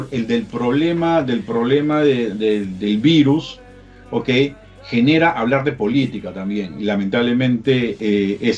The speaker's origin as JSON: {"language": "Spanish", "country": "Peru", "said": "yo soy peruano y en Perú a la gente no los dejaban salir"}